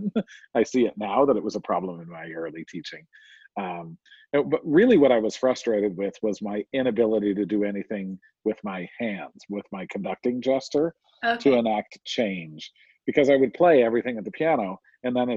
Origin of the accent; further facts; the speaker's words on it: New Jersey, United States; I was raised in New Jersey.